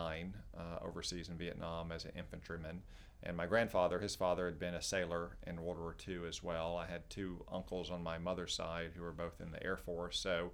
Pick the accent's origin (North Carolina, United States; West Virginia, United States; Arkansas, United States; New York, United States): Arkansas, United States; Dardanelle; also born or lived in Russellville, Arkansas; I was raised in Dardanelle, Arkansas, a small town in the Arkansas River Valley. I was born right across the river in Russellville, a slightly larger town because the hospital in Dardanelle couldn't deliver babies.